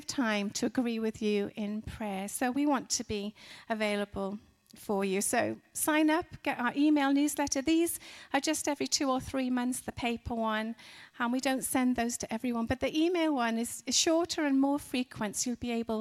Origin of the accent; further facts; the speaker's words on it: Wales, United Kingdom; moved away as an adult; also born or lived in Dallas, Texas; we're from Wales in the UK